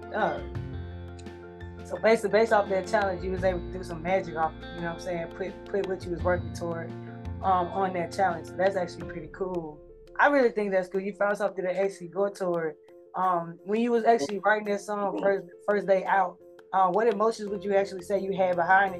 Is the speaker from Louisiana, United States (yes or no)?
no; Mississippi, United States; I'm from Mississippi